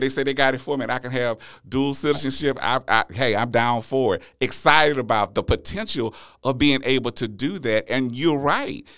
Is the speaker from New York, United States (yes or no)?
no; Louisiana, United States; born or raised there; moved away as an adult; now in Texas, United States